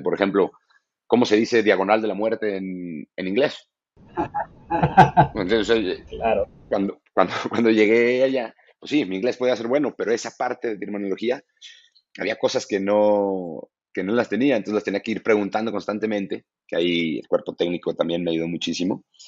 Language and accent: Spanish; Mexico; moved away